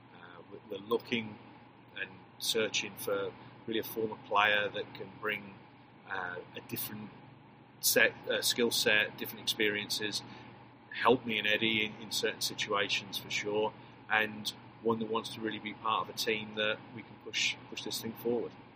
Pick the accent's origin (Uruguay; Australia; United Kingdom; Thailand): United Kingdom; England; accent: English; moved away as an adult; now in Texas, United States; class myself as, as an American coach with a with an English accent